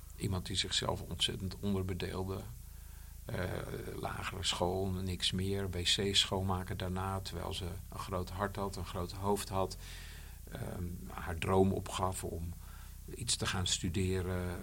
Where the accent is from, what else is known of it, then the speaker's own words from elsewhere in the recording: Bollenstreek, South Holland, Netherlands; ik kom uit de Bollenstreek